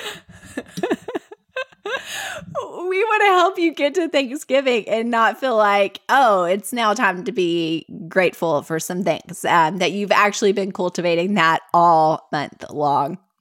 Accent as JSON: {"language": "English", "region": "Middle Tennessee", "country": "United States", "tie": "born or raised there", "accent": "Southern", "said": "both grew up here in Middle Tennessee"}